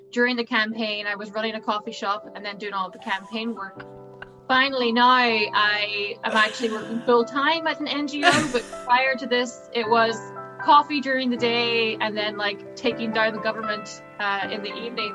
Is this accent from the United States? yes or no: no; County Derry, Northern Ireland, United Kingdom; I come from County Derry originally